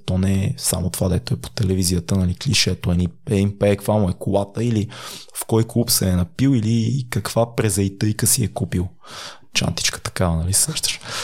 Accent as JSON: {"language": "Bulgarian", "town": "Sofia", "region": "Sofia City", "country": "Bulgaria", "tie": "born or raised there", "said": "съм от квартал Надежда, съм израснал в София"}